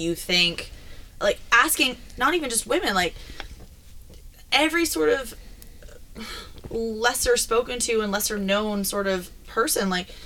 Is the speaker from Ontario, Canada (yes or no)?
yes; Toronto, Ontario, Canada; as a youth growing up in Toronto, Ontario